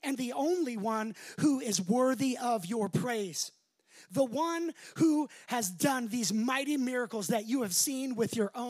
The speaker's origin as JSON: {"language": "English", "town": "Las Vegas", "region": "Nevada", "country": "United States", "moved": "yes", "said": "I'm from Vegas"}